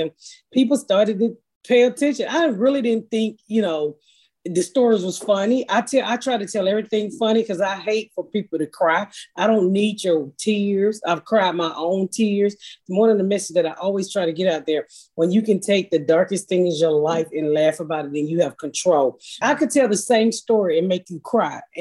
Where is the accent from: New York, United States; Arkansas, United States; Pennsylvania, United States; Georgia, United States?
Georgia, United States; Atlanta; I grew up in, I'm from Atlanta, so I grew up here in the inner city of Atlanta